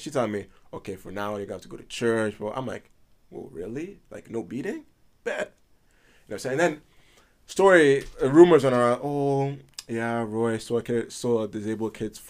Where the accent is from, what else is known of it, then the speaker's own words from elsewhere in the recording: Edmonton, Alberta, Canada; also born or lived in Italy / Prince Edward Island; I was born in Italy, yeah. When did you leave Italy? 08. Yeah, we moved to Edmonton from Italy.